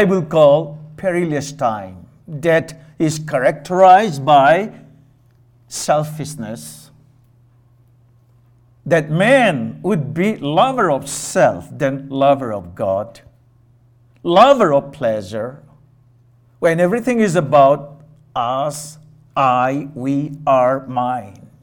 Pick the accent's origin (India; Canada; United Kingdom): India; moved away as an adult; I grew up, I was born in India, raised in India, part of my younger days, and then privileged enough to come over here and get my education